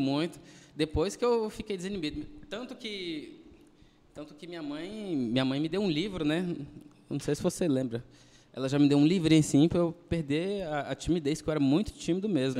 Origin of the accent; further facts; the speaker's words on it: Goiânia, Goiás, Brazil; Do pé rachado que dizem